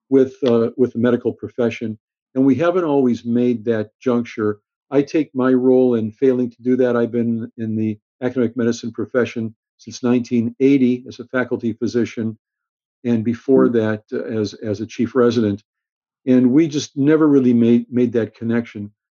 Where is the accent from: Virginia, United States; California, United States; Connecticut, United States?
California, United States; Los Angeles; also born or lived in Chicago; growing up in Los Angeles, when I was in high school